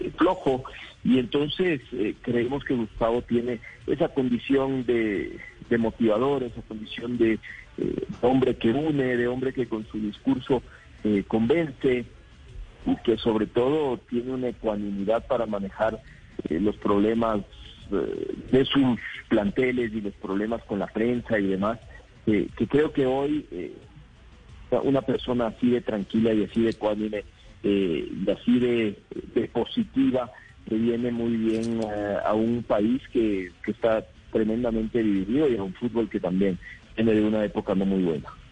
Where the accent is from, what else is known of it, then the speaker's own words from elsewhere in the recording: Ecuador; como ecuatorianos